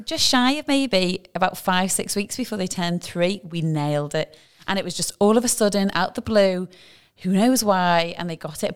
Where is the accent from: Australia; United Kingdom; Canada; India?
United Kingdom; now in Dubai, United Arab Emirates